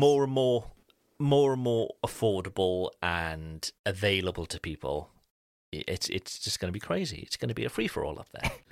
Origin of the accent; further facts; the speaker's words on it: Cardiff, Wales, United Kingdom; moved away; back in my hometown